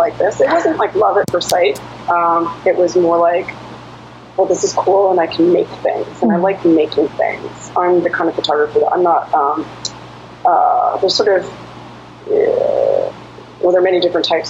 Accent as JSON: {"language": "English", "town": "Toronto", "region": "Ontario", "country": "Canada", "tie": "born or raised there", "moved": "as an adult", "lives_now": "United States", "said": "I was living in Toronto. I grew up in Toronto."}